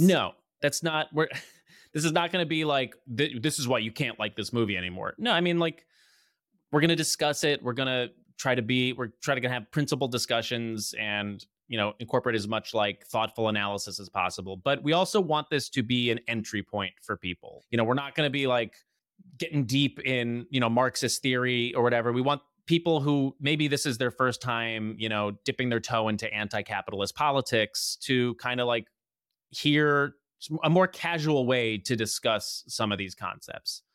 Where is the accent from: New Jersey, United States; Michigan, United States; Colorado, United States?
New Jersey, United States; also born or lived in Los Angeles; from New Jersey